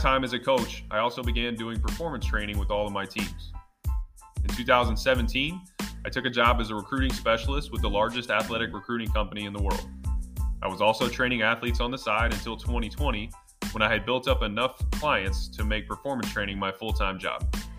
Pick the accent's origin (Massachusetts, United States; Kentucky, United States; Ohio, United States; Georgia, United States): Georgia, United States; Atlanta; I was a multi-sport athlete growing up in the Atlanta area.